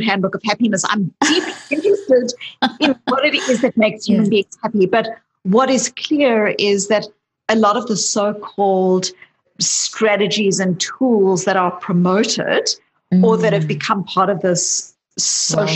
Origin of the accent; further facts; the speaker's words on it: South Africa; I grew up in South Africa